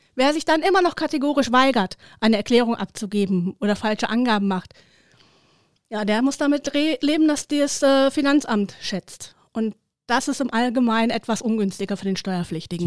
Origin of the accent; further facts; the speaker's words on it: Herten, North Rhine-Westphalia, Germany; in meiner Heimatstadt, dem wunderschönen Herten